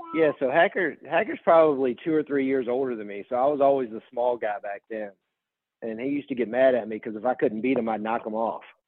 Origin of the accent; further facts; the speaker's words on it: Virginia, United States; I grew up in Virginia